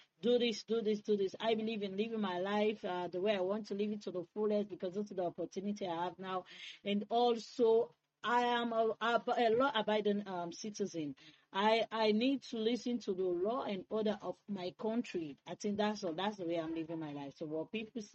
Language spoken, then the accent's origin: English; Freetown, Western Area, Sierra Leone; I was born and raised in Freetown